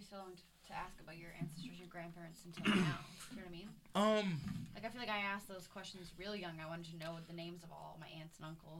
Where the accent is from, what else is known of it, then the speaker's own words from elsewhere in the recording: Victoria, British Columbia, Canada; accent: Canadian; also born or lived in Saskatoon, Saskatchewan; I was born in Saskatoon, Saskatchewan, like right in the middle. But when I was 5, I moved to Victoria, which is a city on an island across from Vancouver.